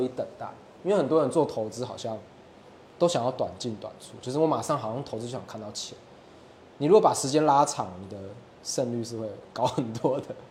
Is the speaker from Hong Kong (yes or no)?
no; Taiwan; 米对我们台湾人来说是一个太熟悉不过的东西了